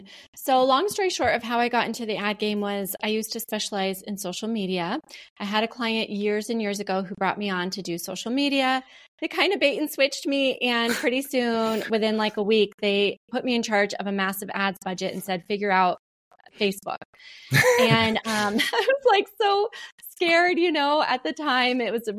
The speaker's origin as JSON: {"language": "English", "region": "Montana", "country": "United States", "tie": "born or raised there", "said": "I grew up in Montana as well."}